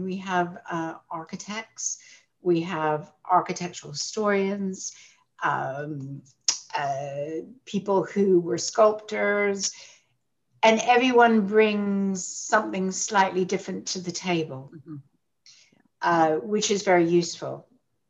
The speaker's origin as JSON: {"language": "English", "country": "Canada", "tie": "born or raised there", "moved": "as an adult", "lives_now": "London, United Kingdom", "said": "I'm Canadian by birth and raised in Canada"}